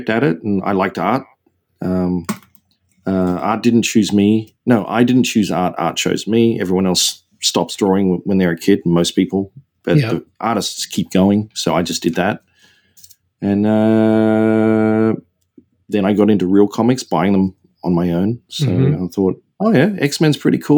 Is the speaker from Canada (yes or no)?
no; Australia; also born or lived in Seattle; now in San Diego, United States; I'm from Australia